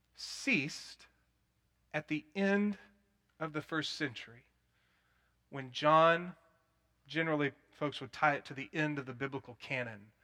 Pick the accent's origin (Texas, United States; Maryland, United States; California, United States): Texas, United States; Plano; also born or lived in Denton, Texas / Dallas, Texas; I grew up in First Baptist Church of Plano, which was cessationist